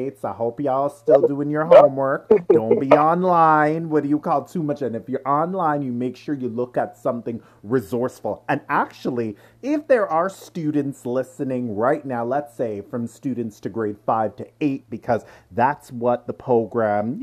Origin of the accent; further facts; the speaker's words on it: Durham Region, Ontario, Canada; also born or lived in Pickering, Ontario / Ajax, Ontario; I grew up in Durham region myself, too. I went to school up there. I grew up in Pickering. I grew up in Ajax.